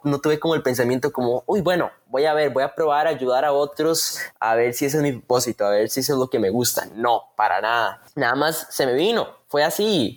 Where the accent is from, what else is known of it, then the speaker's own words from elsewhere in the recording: Costa Rica; soy de Costa Rica